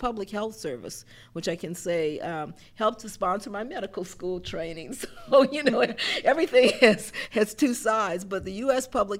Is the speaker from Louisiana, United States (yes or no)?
yes; New Orleans, Louisiana, United States; I grew up in New Orleans. So I grew up not too far from university section